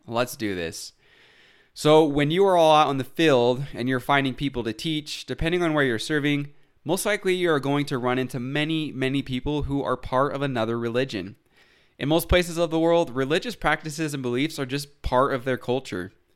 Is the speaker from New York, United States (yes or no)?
no; Utah, United States; Growing up in Utah, I didn't really think about other religions